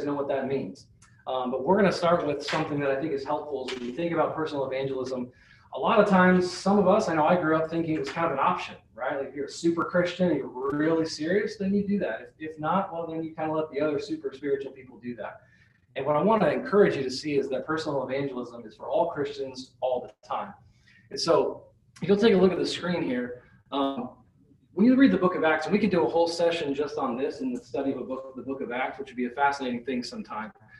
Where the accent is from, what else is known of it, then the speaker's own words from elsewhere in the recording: Nebraska, United States; also born or lived in Salt Lake City, Utah; now in Iowa, United States; I grew up in Nebraska.